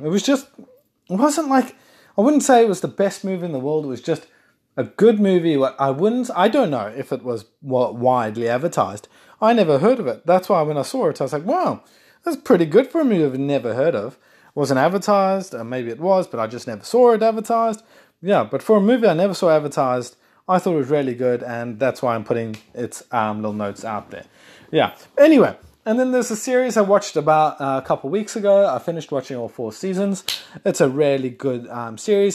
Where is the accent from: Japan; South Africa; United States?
South Africa; And I'm South African. I'm not Australian if anyone's listening thinking you sound Australian. I am South African